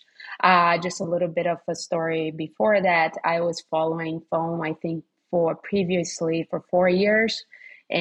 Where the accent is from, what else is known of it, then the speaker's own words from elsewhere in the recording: Rio de Janeiro, Brazil; moved away as an adult; Rio, which is my hometown.